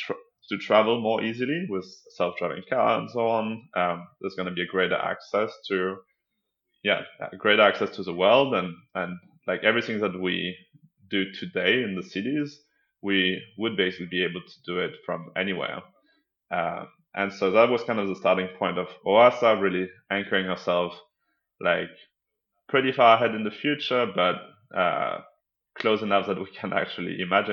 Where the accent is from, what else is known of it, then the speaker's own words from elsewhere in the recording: south of France, France; moved away as an adult; also born or lived in Denmark; now in New York, United States; I grew up mostly in the south of France, but I moved back and forth between France and Denmark, and then I moved to New York when I was in my early 20s.